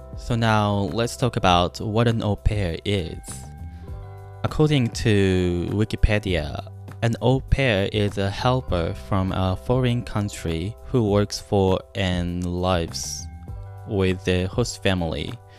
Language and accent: English; Japan; first language Japanese; English is a second language; moved away as an adult; also born or lived in Maryland, United States; now in United States; I was born and raised in Japan